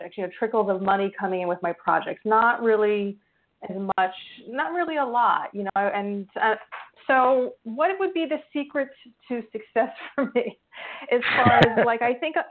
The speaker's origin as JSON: {"language": "English", "region": "New York", "country": "United States", "tie": "born or raised there", "moved": "yes", "lives_now": "New Jersey, United States", "said": "New York, New York"}